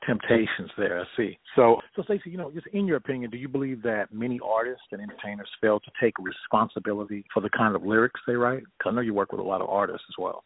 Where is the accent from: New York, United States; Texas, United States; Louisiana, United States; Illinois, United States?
Texas, United States; Orange; I'm from Orange, Texas